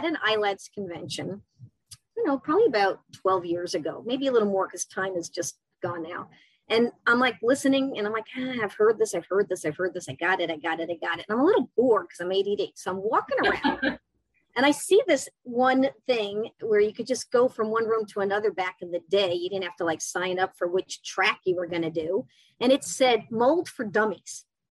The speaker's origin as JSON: {"language": "English", "town": "New York City", "region": "New York", "country": "United States", "said": "I'm from New York City."}